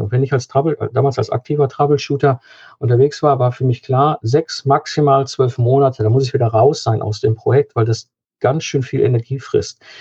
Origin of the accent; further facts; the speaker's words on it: Cologne, North Rhine-Westphalia, Germany; hier im Kölner Raum, ich komme aus Köln